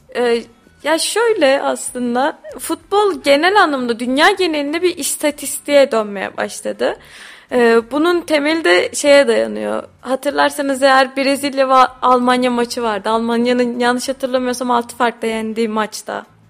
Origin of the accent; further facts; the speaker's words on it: Tokat, Turkey; biz Tokatlıyız